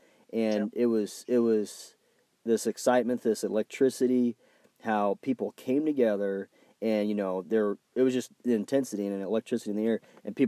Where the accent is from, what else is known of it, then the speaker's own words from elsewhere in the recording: Illinois, United States; We're from Illinois